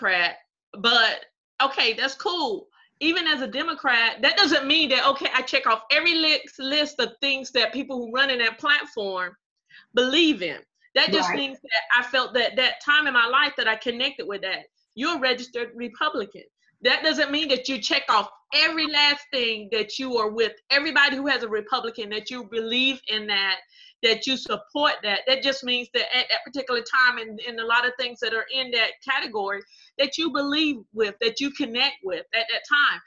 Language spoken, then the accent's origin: English; Robeson County, North Carolina, United States; A lot of great people have come from Robinson County, including you and I.